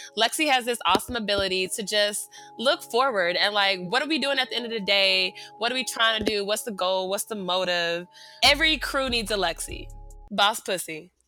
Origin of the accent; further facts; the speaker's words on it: Atlanta, Georgia, United States; now in Los Angeles, United States; I live in Los Angeles, but I'm from the A, Southside Atlanta, Zone Three.